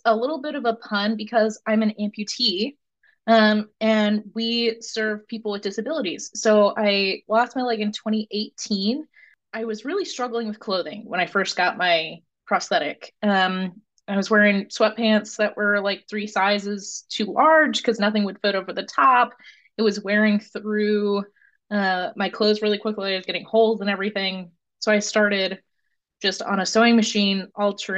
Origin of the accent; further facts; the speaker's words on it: Cedar Rapids, Iowa, United States; moved away as an adult; now in Richmond, United States; I grew up in Cedar Rapids, went to University of Iowa for school